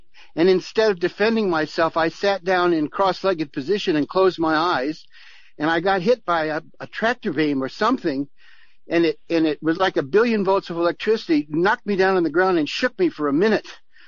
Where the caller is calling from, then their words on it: Nelson, New Zealand; I'm ringing from New Zealand.